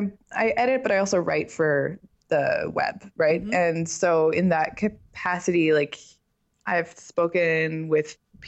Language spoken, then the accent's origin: English; Vancouver, British Columbia, Canada; English is a second language; also born or lived in Belgium; Well, I grew up in Vancouver. I'm technically from Belgium.